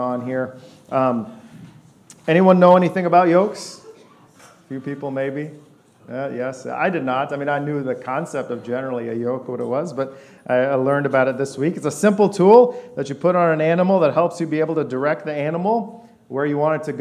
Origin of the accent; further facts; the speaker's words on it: West Lafayette, Indiana, United States; also born or lived in Boston / Detroit / Virginia Beach; I was born in a city of 8 million people. We moved to West Lafayette in an apartment when I was little.